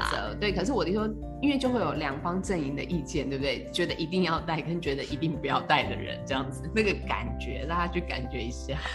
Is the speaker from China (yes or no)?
no; Taiwan; 我们台湾人